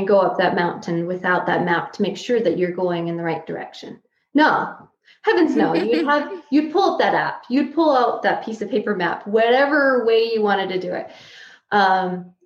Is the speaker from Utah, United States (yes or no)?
yes; Price, Utah, United States; moved away as an adult; also born or lived in Tucson, Arizona / Casper, Wyoming; I was actually born and raised in Price, but we've traveled all over the place for school and work.